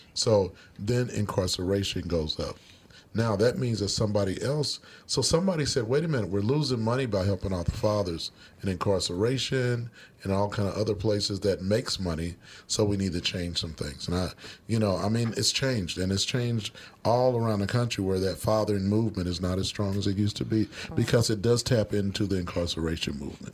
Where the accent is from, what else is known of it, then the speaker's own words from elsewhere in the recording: Kansas City, Missouri, United States; moved away as an adult; now in Minnesota, United States; I grew up in Kansas City, Missouri.